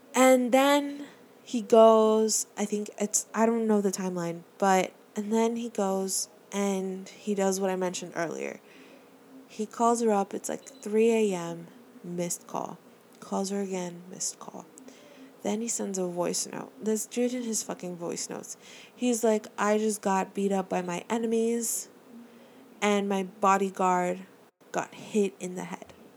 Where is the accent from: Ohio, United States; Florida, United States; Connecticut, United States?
Florida, United States; Miami; I'm from Miami. I, born and raised